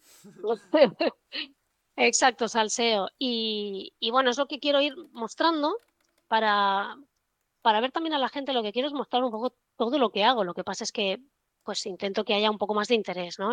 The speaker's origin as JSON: {"language": "Spanish", "town": "Barcelona", "region": "Catalonia", "country": "Spain", "also_born_or_lived": "London", "moved": "as an adult", "said": "yo estudié en Barcelona, yo soy de Barcelona"}